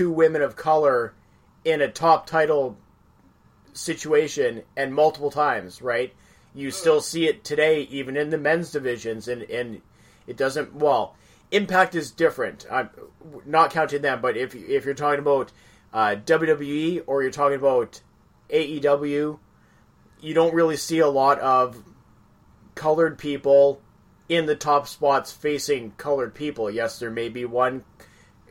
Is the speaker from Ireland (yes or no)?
no; Canada; being Canadian myself